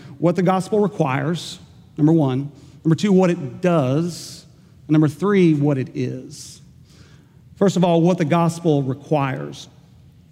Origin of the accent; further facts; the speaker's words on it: Enid, Oklahoma, United States; my hometown of Enid, Oklahoma